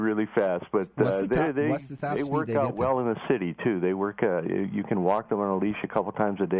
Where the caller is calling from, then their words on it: Boston, Massachusetts, United States; We're in Boston.